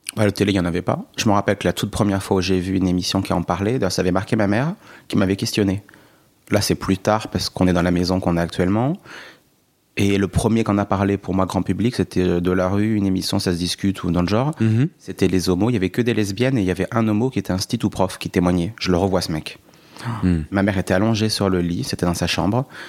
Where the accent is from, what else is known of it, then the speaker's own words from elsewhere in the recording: Allier, Bourbonnais, Auvergne-Rhône-Alpes, France; J'ai grandi dans l'Allier, dans le Bourbonnais, frontière et... creusoise, dans une ville de 40 000 habitants.